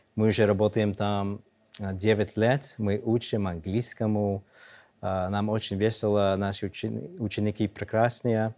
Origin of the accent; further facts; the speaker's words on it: New York, United States; Russian is a second language; moved away as an adult; now in Belarus; мы из Нью-Йорка